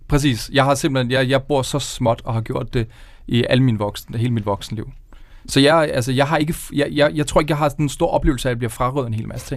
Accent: Køge, Zealand, Denmark; jeg er fra Køge Nord

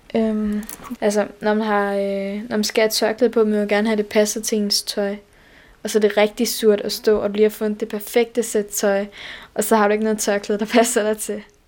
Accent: Skanderborg, Central Denmark Region, Denmark

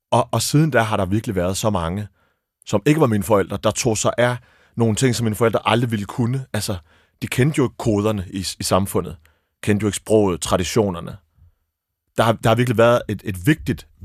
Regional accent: Abu Dhabi, United Arab Emirates; born there; Jeg er født i Abu Dhabi.

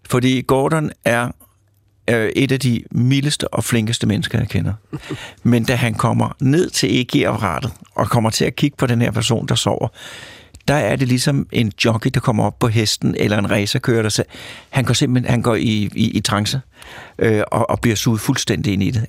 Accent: Lyngby, Capital Region of Denmark, Denmark; moved away as an adult; also born or lived in Mørkhøj / Odense; now in Copenhagen, Denmark; jeg er født i Mørkhøj og opvokset i Lyngby

